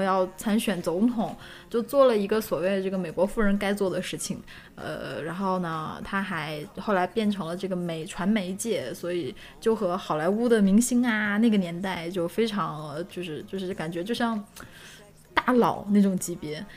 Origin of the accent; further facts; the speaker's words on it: China; 我们中国人